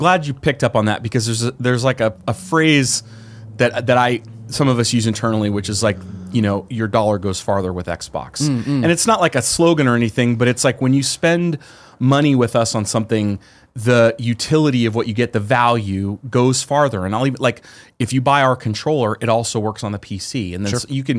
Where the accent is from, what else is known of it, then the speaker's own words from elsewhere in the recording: San Jose, California, United States; because I'm from the Bay Area. So I grew up in San Jose.